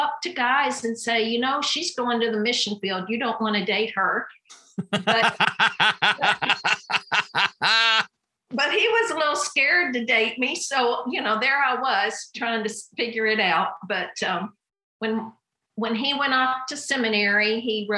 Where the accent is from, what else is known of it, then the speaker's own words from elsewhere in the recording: Kentucky, United States; I grew up in a pastor's home in Kentucky